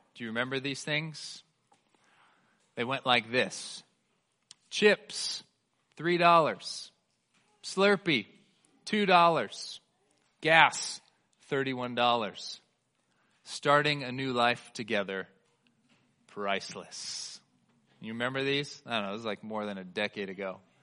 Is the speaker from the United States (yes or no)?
yes; Bay Area, California, United States; now in Colorado, United States; I grew up in the Bay Area of California.